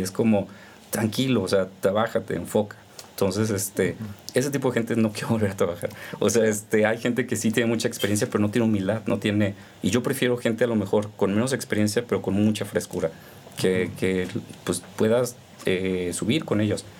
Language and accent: Spanish; Veracruz, Mexico; moved away as an adult; also born or lived in Sinaloa; nosotros crecimos en Veracruz por el trabajo de mi papá, no tenemos familia en Veracruz